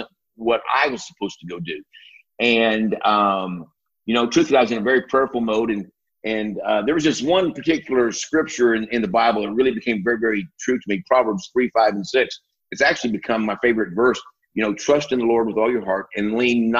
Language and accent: English; Iowa, United States; now in Texas, United States; I was born in the Midwest, up in Iowa, actually. And great place to be from